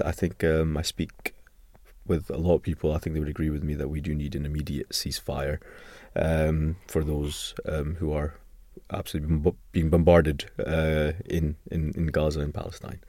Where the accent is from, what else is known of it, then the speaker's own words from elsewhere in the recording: Scotland, United Kingdom; I'm from Scotland